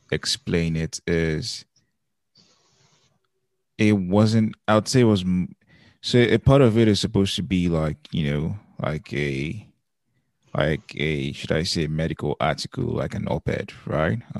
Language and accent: English; Lagos, Nigeria; And so we grew up partly in Lagos, um, but we also grew up paddling um, the staff quarters there.